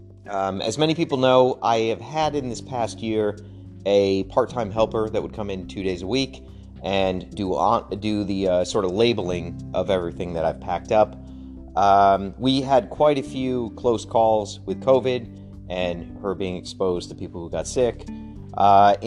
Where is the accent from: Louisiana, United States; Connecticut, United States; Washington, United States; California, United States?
Connecticut, United States; moved away; I grew up in pastoral Connecticut, not really pastoral, suburb